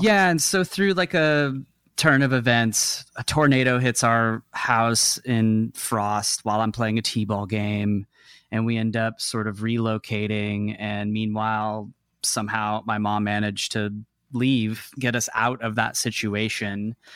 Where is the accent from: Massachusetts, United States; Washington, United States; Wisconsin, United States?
Washington, United States; Seattle; moved away as an adult; also born or lived in Dallas, Texas / Houston, Texas; now in Los Angeles, United States; I was seven or eight when we moved, and, um, kinda got inserted into the Seattle culture